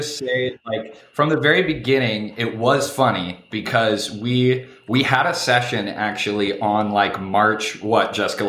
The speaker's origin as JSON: {"language": "English", "region": "rural Iowa", "country": "United States", "tie": "born or raised there", "also_born_or_lived": "the South / Chicago", "moved": "as an adult", "lives_now": "Grand Rapids, United States", "said": "I'm actually from all over. I was born in the South, and then I grew up in like rural Iowa, and then we moved to Chicago right after I graduated college. My wife and I, and then like, we lived in Chicago for 5 years, and then we moved to here."}